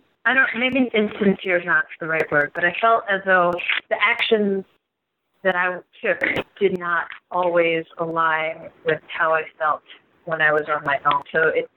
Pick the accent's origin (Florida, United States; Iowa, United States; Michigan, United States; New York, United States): New York, United States; also born or lived in Taiwan; I'm a musician based out of New York